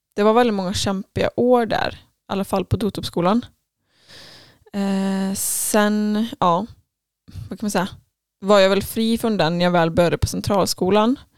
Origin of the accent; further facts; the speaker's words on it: Falköping, Västra Götaland, Sweden; jag är uppvuxen i Falköping